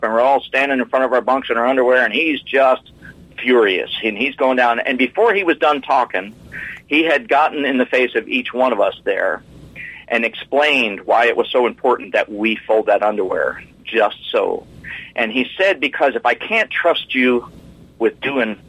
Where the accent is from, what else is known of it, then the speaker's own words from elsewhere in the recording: New Smyrna Beach, Florida, United States; I was from New Smyrna Beach, just below Daytona